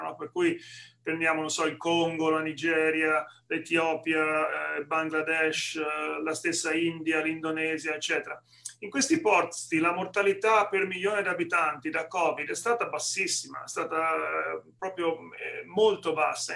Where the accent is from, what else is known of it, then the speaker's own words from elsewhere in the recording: Senigallia, Marche, Italy; moved away as an adult; now in Atlanta, United States; quando ero ragazzino a Senigallia, nel, nel, nelle Marche